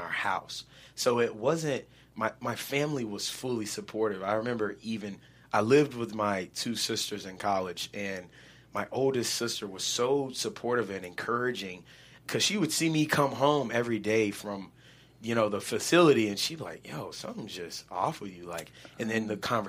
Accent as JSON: {"language": "English", "region": "the South", "country": "United States", "tie": "born or raised there", "said": "growing up in the South where football is religion"}